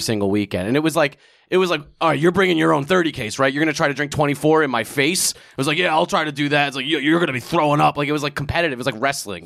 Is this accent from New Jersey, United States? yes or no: yes; Old Bridge, New Jersey, United States; moved away as an adult; also born or lived in California / Queens (parents); now in New York, United States; I grew up in a town called Old Bridge, New Jersey, which is, like, right in the middle of the state